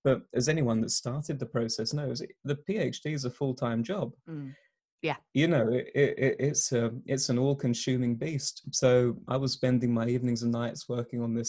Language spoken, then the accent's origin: English; Essex, East of England, United Kingdom; moved away as an adult; now in Exeter, United Kingdom; I'm here in Exeter again after a short return home to Essex